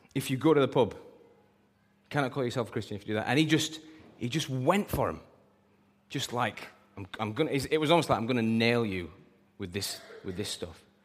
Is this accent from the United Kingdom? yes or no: yes; United Kingdom; we're British